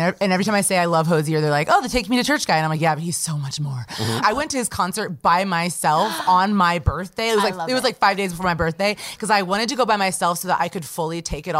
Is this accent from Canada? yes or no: no; Kansas City suburbs, United States; moved away; I grew up in Kansas City, and my mom still lives there. My sister still lives there. So yeah, I just grew up there my whole life, so I know a lot about it.